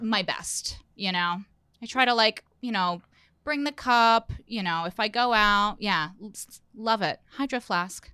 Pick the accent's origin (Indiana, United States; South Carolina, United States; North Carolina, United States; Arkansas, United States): Indiana, United States; moved away as an adult; also born or lived in New York; I'm from Indiana